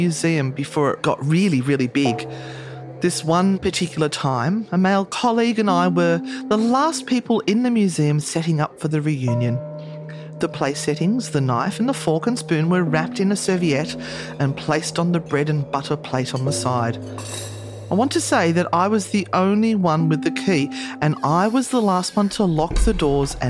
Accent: Sydney, New South Wales, Australia; I was born in the Sydney Women's Hospital

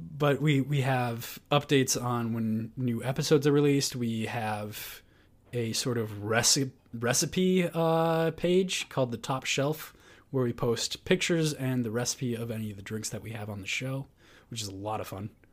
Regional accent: United States; we are American

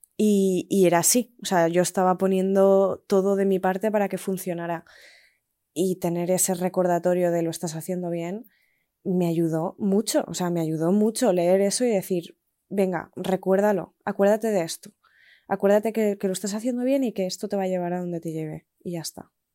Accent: Spain; moved away as an adult; hace ocho meses, nueve meses, que me fui de España

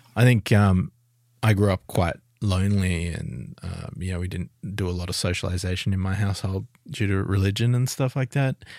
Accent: Adelaide, South Australia, Australia; I'm from Adelaide.

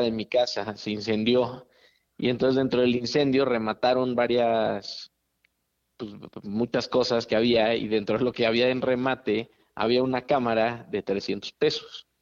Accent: Mexico City, Mexico; crecí toda mi vida en, la Ciudad de México

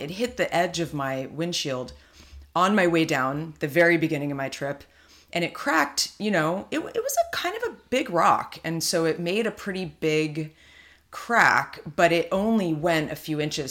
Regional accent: California, United States; being a California girl

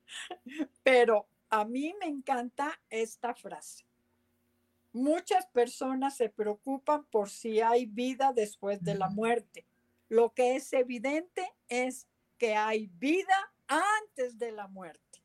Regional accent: San José, Costa Rica; yo soy costarricense y me crié en San José de Costa Rica

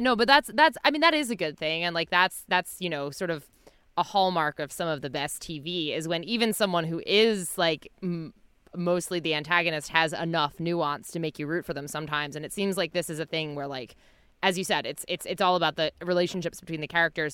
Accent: New Jersey, United States; growing up in New Jersey

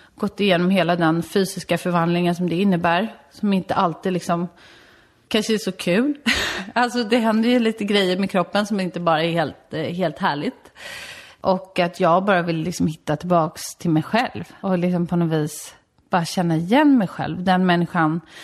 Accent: Solna, Stockholm County, Sweden; also born or lived in Värmdö; i Solna växte jag upp tills jag var 13

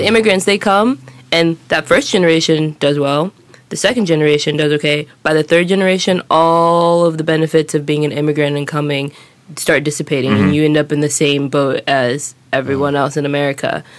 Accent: Los Angeles, California, United States; moved away; I come from Los Angeles, which is a huge city, and in the United States, I moved to some smaller cities to go to college

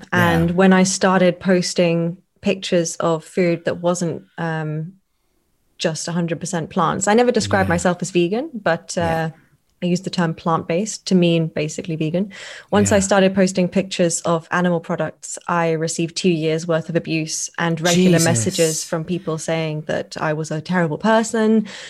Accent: East of England, United Kingdom; Just outside London in Hertfordshire.

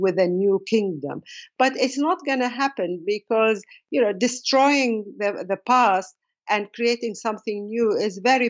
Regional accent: Saudi Arabia; moved away; growing up in Saudi Arabia in the late 60s and 70s

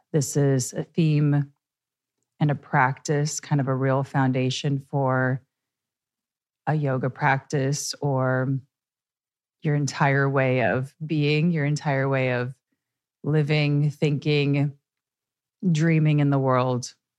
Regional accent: Midwest, United States; now in New York, United States; I'm from the Midwest.

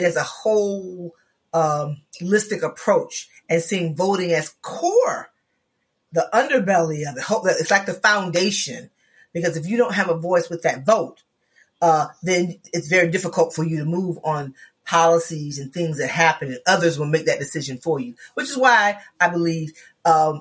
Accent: Florida, United States; I come from Florida

